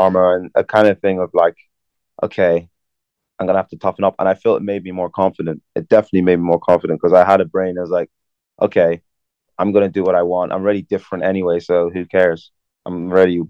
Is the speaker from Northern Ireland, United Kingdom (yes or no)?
yes; Belfast, Northern Ireland, United Kingdom; also born or lived in London; I grew up in London until I was 10, and then I moved to Belfast. So I'd say I really grew up in Belfast.